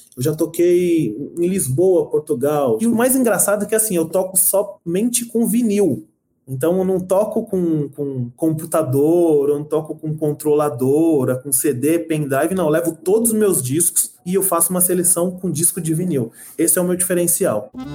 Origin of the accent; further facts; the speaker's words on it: São Paulo, Brazil; Eu nasci em São Paulo, mas eu sou nordestino